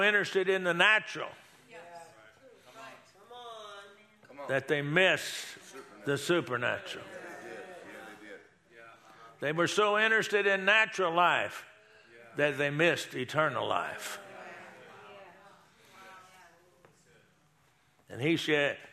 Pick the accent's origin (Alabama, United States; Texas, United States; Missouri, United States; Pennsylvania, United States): Texas, United States; now in Oklahoma, United States; I grew up in Texas, now I live in Oklahoma, I have since 72